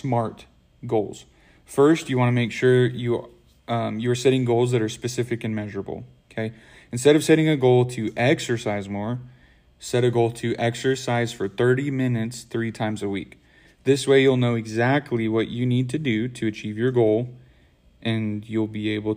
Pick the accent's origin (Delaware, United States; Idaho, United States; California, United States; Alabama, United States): Idaho, United States; I'm from Idaho.